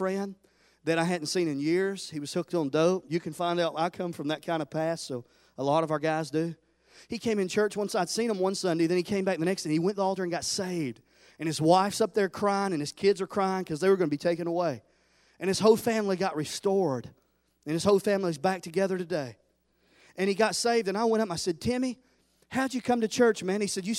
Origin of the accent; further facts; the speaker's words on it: Tennessee, United States; I always said, I'm from Tennessee. I've always said Memphis, best barbecue, till I came right here in North Carolina.